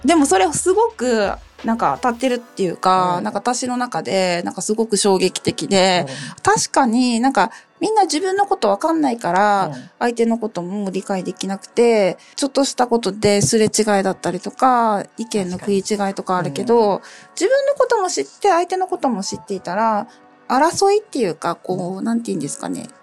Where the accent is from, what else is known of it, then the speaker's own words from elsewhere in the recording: Okinawa, Japan; moved away; 沖縄出身なんで、お顔立ちが丸くてずっしりしてて目がパッチリしてる県から来た